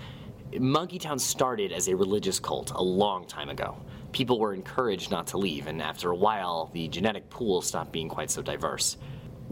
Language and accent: English; Upper Valley, United States; Growing up in the Upper Valley, though, we didn't have a house like